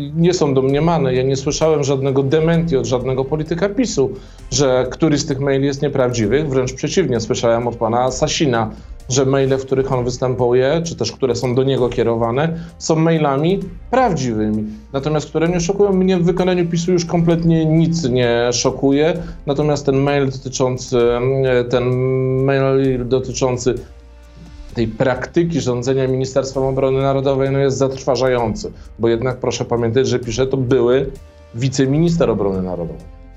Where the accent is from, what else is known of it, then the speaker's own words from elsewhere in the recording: Warsaw, Masovian Voivodeship, Poland; ja pochodzę z Warszawy, z Mazowsza